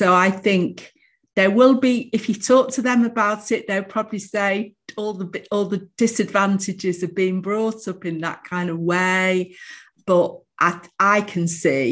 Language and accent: English; Manchester, North West England, United Kingdom; also born or lived in Bromley, London; I was born in Manchester in a place called Middleton. And then we moved, when I was about five, we moved to London, to Bromley, because my dad got a job in the city. And then when I was about 11, moved back to Manchester, but onto the south side of Manchester